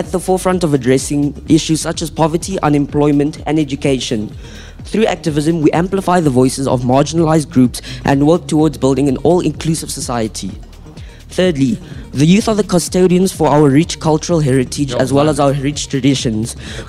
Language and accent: English; Bloemfontein, Free State, South Africa; I've been in Grey or in Bloem my whole life.